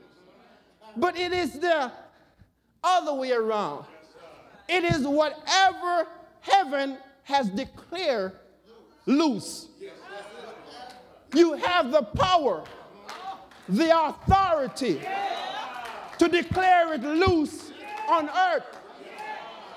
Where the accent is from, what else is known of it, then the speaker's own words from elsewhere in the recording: Jamaica; now in United States; me born, growing up in Jamaica and come to the U.S.